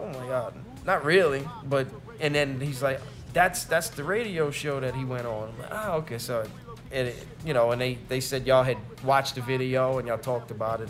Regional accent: Chalmette, Louisiana, United States; I'm from New Orleans, right.

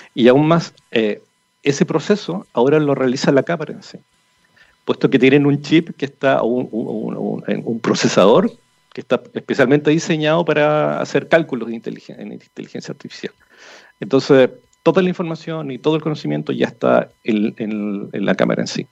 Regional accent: Rancagua, O'Higgins, Chile; yo soy de Rancagua y mi papá trabajó toda su vida en el Teniente

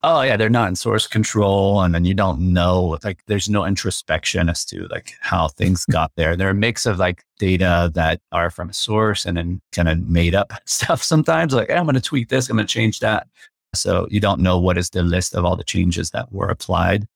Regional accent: Quebec City, Quebec, Canada; first language French; English is a second language; moved away; I'm from Quebec City originally, so I grew up speaking French

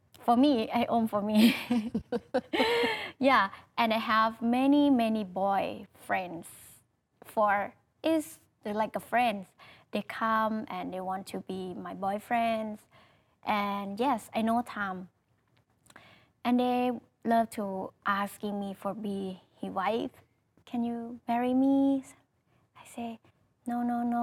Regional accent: Thailand; English is a second language; I am from Thailand, and my work is I'm singer

